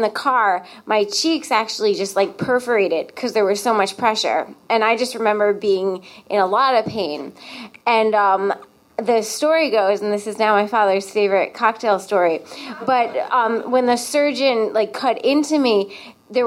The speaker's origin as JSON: {"language": "English", "region": "Connecticut", "country": "United States", "said": "I'm from Connecticut"}